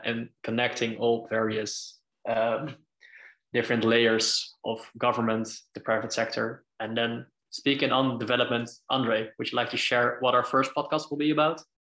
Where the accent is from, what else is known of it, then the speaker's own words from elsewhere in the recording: Netherlands; I'm from the Netherlands as well